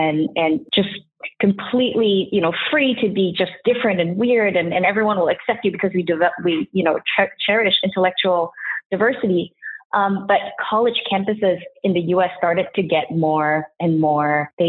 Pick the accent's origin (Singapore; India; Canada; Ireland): Singapore; now in United States; It's like kind of like half my life actually was spent in the US, which I guess justifies my accent at this point.